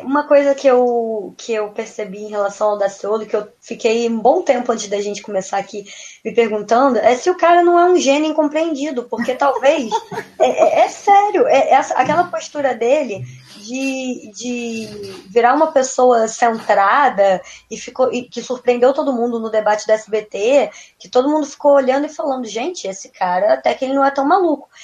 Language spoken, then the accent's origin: Portuguese; Rio de Janeiro, Brazil; Eu sou do Rio de Janeiro